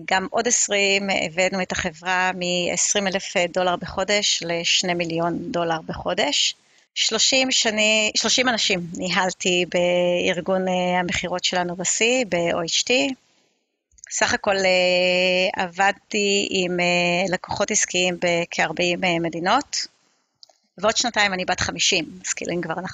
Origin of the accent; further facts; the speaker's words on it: Israel; also born or lived in Beersheba / Safed / Ramat HaSharon / Ra'anana; now in Kfar Saba, Israel; גדלתי בבאר שבע, כפר סבא, צפת, אה, רמת השרון, רעננה, נדדתי קצת בארץ הרבה. אה, כרגע אני גרה בכפר סבא